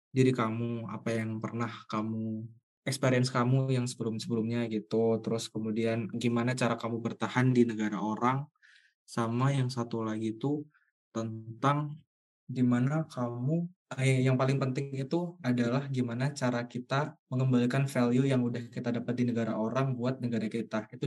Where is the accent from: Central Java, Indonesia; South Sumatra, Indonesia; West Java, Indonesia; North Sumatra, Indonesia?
Central Java, Indonesia; Surakarta; Aku emang dari lahir di Solo, SD sampai kuliah aja di Solo gitu.